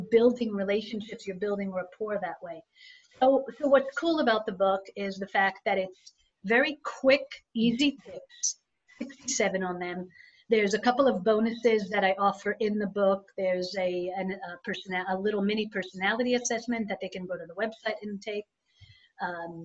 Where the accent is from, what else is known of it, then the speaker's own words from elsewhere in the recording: Israel; moved away; growing up in Israel was the fact that I was put in an environment that I didn't know the language, I didn't know the customs